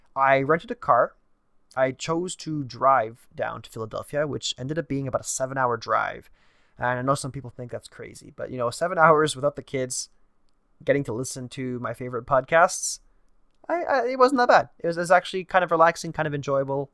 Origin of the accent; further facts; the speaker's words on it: Canada; I'm a Canadian